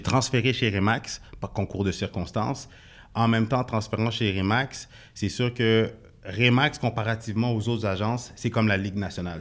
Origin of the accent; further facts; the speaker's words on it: Quebec, Canada; also born or lived in Haiti (ancestry); je suis d'origine haïtienne, né au Québec